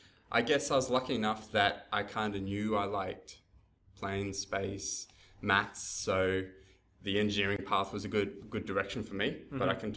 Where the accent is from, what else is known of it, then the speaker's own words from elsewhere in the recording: Townsville, Queensland, Australia; also born or lived in Brisbane; So I grew up in Townsville and then finished my schooling in Brisbane.